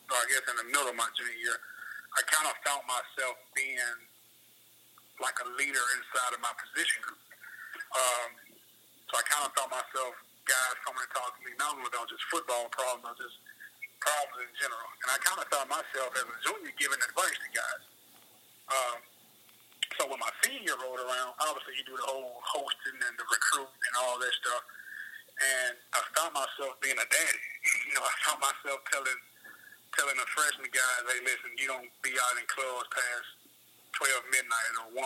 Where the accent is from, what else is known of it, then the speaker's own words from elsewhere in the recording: Memphis, Tennessee, United States; also born or lived in Chattanooga; I want to go back to my hometown and kind of be an impact in my hometown.